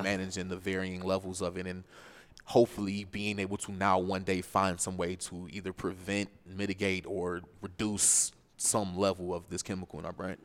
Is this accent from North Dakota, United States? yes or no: no; Cleveland, Ohio, United States; also born or lived in Chicago; I was born in Chicago, although I was raised in Cleveland, I consider Cleveland my hometown.